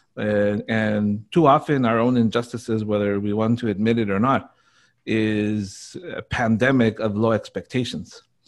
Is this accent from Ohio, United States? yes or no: no; Burbank, California, United States; I grew up in Burbank